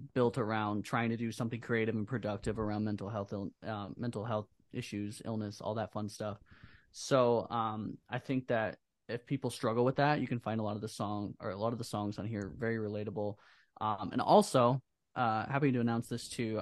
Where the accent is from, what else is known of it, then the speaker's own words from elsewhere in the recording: Iowa, United States; we're from Iowa